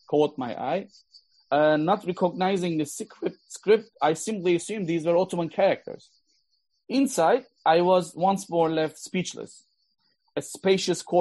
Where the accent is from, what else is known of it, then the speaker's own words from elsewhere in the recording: Gaziantep, Turkey; moved away as an adult; also born or lived in Ankara; I was born and raised in Aintab and had not left the city until college